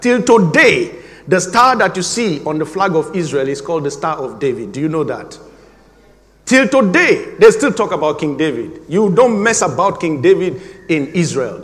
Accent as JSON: {"language": "English", "country": "Nigeria", "tie": "born or raised there", "moved": "as an adult", "said": "my home country, Nigeria"}